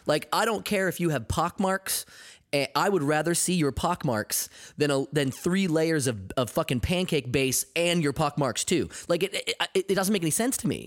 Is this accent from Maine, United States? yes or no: yes; Maine, United States; being in Maine, um, growing up, uh, I was, I was the ethnic kid.